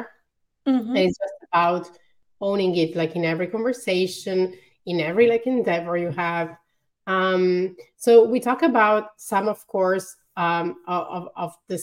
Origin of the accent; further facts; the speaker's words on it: Italy; accent: Italian; English is a second language; my Italian accent